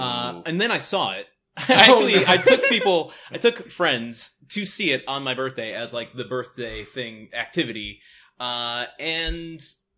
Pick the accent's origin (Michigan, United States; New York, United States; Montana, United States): Michigan, United States; now in Los Angeles, United States; I grew up in Michigan, not too far from where the show is set.